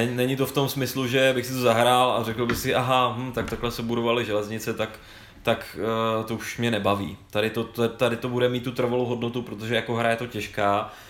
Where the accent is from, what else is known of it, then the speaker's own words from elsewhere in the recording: Prague, Czechia; Já jsem si se rodilý Pražák, ale já jsem za každou cenu chtěl spojit to Brno s tou Vídní.